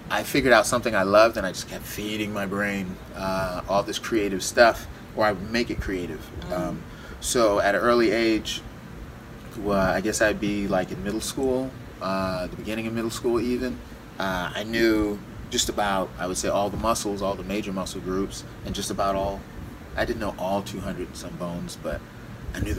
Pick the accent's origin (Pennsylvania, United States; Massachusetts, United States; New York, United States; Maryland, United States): Massachusetts, United States; born there; also born or lived in Florida / California; I was born in Massachusetts. Folks moved, or mom moved to Florida.